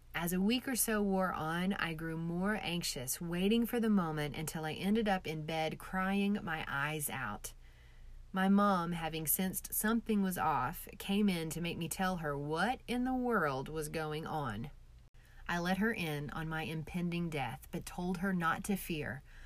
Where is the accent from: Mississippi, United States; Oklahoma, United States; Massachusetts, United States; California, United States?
Oklahoma, United States; I'm from Oklahoma